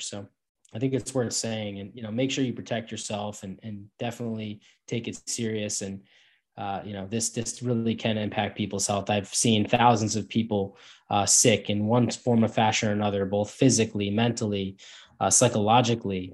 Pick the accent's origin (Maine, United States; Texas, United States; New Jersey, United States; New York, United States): New York, United States; Northeast United States, New York area, United States; I'm from the Northeast in the United States, uh, the New York area